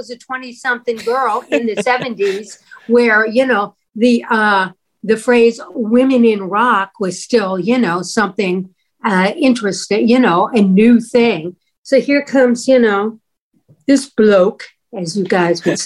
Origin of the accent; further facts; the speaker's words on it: St. Louis, Missouri, United States; moved away; I'm from St. Louis, Missouri